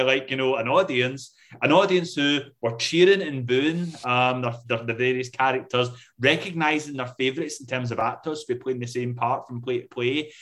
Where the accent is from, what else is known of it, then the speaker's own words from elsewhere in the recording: Scotland, United Kingdom; I am Scottish